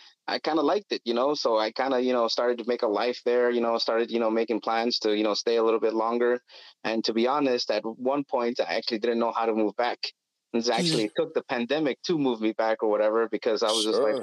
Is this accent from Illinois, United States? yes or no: yes; Chicago, Illinois, United States; moved away as an adult; also born or lived in China; I was born and raised around here in the Chicago area. I'm from the Midwest